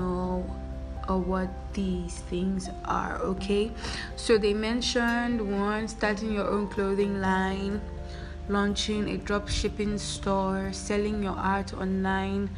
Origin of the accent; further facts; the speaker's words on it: Nigeria; because I'm Nigerian, it's difficult for me to get good jobs